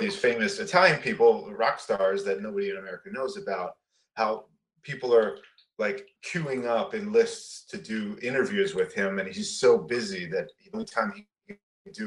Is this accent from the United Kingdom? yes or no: no; Toronto, Ontario, Canada; moved away as an adult; now in Los Angeles, United States; growing up in Toronto and the suburbs of Toronto